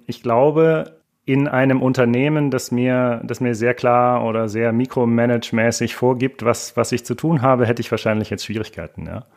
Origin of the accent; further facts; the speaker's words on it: rural area south of Munich, Bavaria, Germany; auf dem Land südlich von München, wo ich herkomme